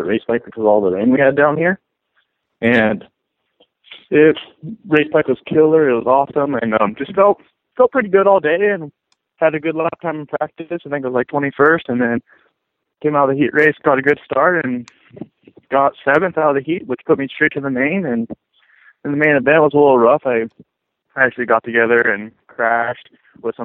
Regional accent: Washington, United States; I'm from Washington

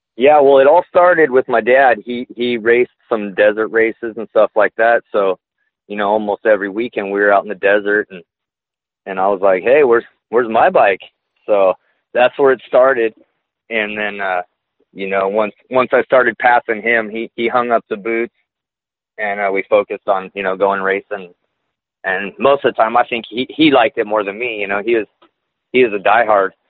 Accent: Glendale, California, United States; I grew up in Glendale, California

